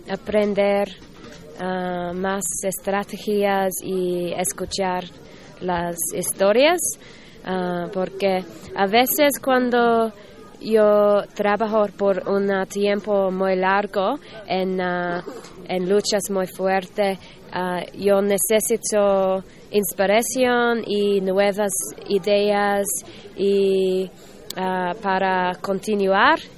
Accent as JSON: {"language": "Spanish", "country": "Australia", "second_language": "Spanish", "said": "de Australia."}